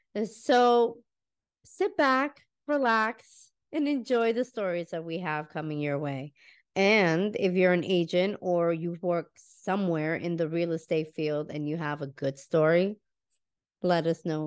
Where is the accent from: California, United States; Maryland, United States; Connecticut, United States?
Connecticut, United States; now in Florida, United States; I am originally from Connecticut as well